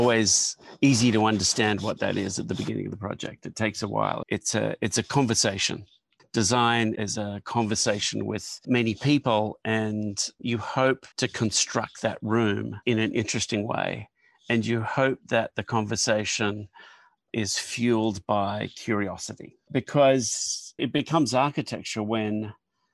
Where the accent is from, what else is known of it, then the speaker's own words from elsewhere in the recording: Brisbane, Queensland, Australia; moved away; I came from Queensland, Brisbane, and we lived in a Queenslander